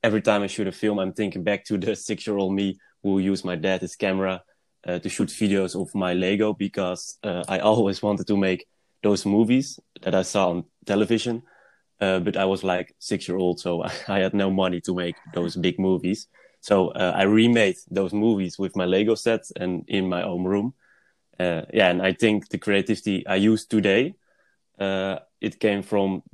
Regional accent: Netherlands; I'm a filmmaker from the Netherlands

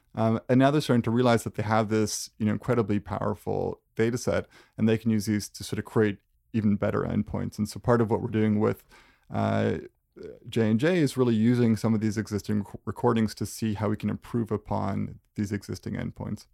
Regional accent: Canada; as a Canadian, like, we tend to be pretty modest

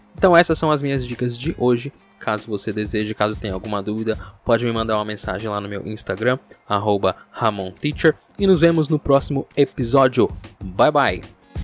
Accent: Brazil; o nosso inglês que nós aprendemos aqui no Brasil, nós podemos chamar de um inglês brasileiro

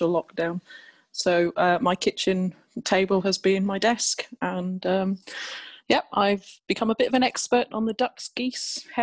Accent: Berkhamsted, East of England, United Kingdom; also born or lived in Bridgend, Wales / Fleet, Hampshire; now in London, United Kingdom; despite my accent, I'm a Bridgend girl and my grandparents on both sides are from the valleys just north of the town. But I was three when we came this side of the River Severn and moved to the southeast of England

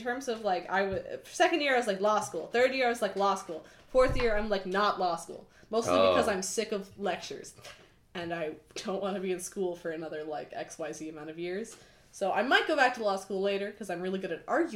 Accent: Oakville, Ontario, Canada; also born or lived in Kingston, Ontario; I'm from Oakville, Ontario

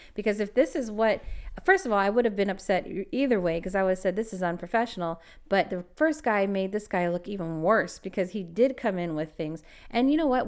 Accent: Los Angeles, California, United States; I was born and raised in LA, Los Angeles

